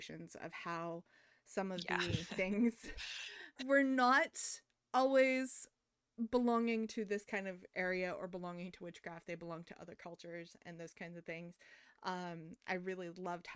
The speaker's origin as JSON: {"language": "English", "country": "United States", "said": "as Americans"}